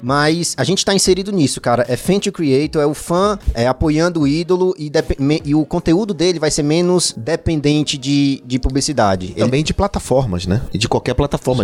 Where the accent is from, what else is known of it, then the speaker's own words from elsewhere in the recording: Fortaleza, Ceará, Brazil; moved away as an adult; now in São Paulo, Brazil; tô morando em São Paulo tem uns dois anos. Eu sou de Fortaleza, sou do Ceará